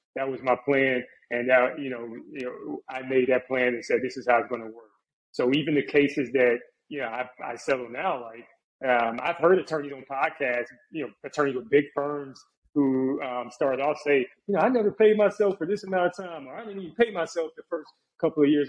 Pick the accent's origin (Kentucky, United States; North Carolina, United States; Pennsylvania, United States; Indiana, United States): North Carolina, United States; Charlotte; also born or lived in Jacksonville, Florida / Virginia; I grew up in the Charlotte area